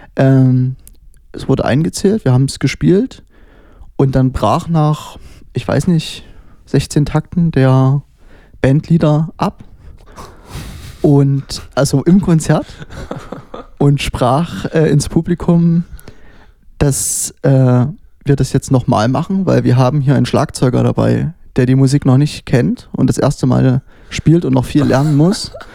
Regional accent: Dresden, Saxony, Germany; also born or lived in Berlin / Leipzig; Ich bin tatsächlich äh, richtiger Dresdner. Ich bin hier geboren.

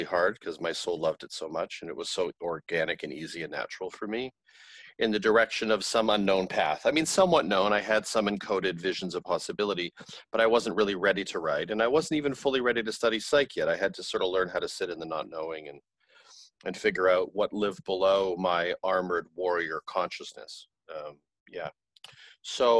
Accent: Canada; I grew up in Canada in a tumultuous family home

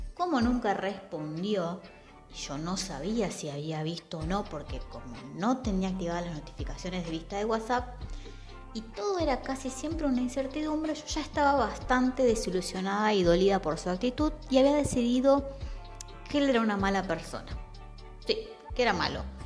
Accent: Santa Fe, Argentina; moved away; also born or lived in southern Argentina; mi ciudad natal, estoy en Santa Fe.

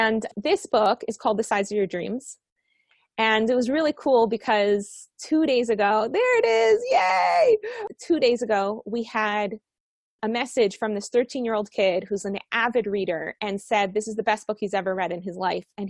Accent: Miami, Florida, United States; moved away as an adult; also born or lived in Colombia; now in Israel; I grew up in Miami.

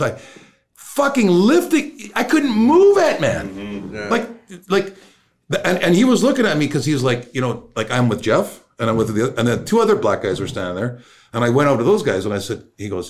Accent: Canada; I'm from Canada

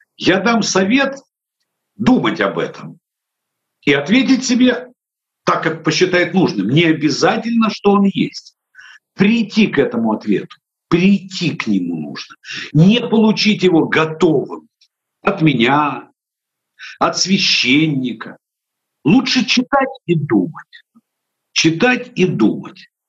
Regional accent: Odesa, Odesa Oblast, Ukraine; у нас их в Одессе называли рачки

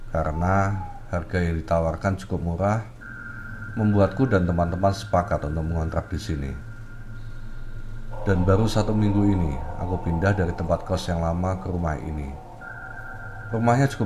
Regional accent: Madiun, East Java, Indonesia; now in Malang, Indonesia; Oh ya, aku berasal dari Madiun, Jawa Timur.

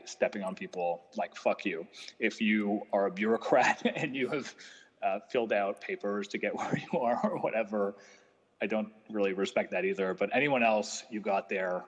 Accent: Canada; I'm Canadian

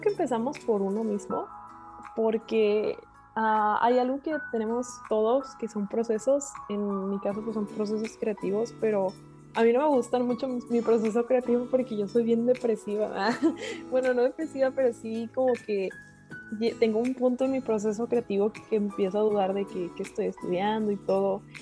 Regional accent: Monterrey, Nuevo León, Mexico; soy de Monterrey, Nuevo León, México

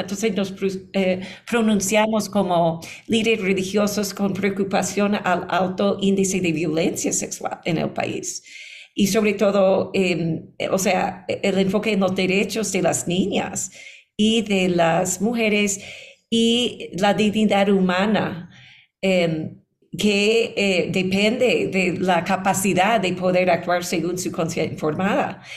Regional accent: New York, United States; moved away as an adult; also born or lived in Boston; now in Ecuador; yo vine a Ecuador hace 13 años porque nací en Nueva York. Em, estuve enseñando como académica en Boston

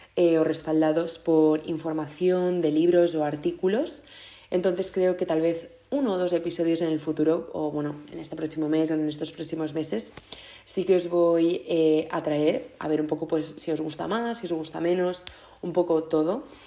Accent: Mallorca, Balearic Islands, Spain; moved away as an adult; ya he vuelto a casa a Mallorca para, para el verano, que para quien no lo sepáis eh, soy de Mallorca

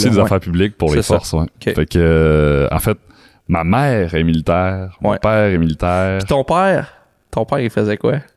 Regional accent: Alberta, Canada; born there; je suis {S0} né en Alberta parce que mes parents sont militaires.

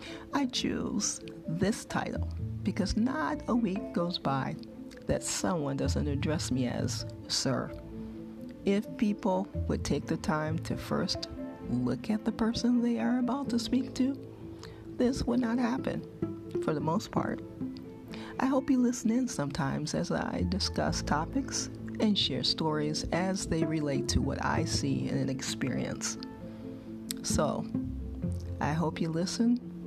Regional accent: Detroit, Michigan, United States; now in Portland, United States; I'm from Detroit, Michigan, and now living in Portland, Oregon.

